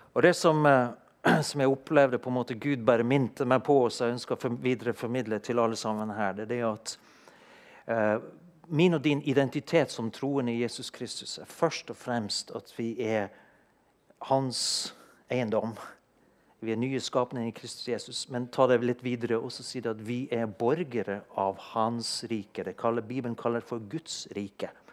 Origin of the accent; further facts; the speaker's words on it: Norway; født og oppvokst i Norge og ha et norsk pass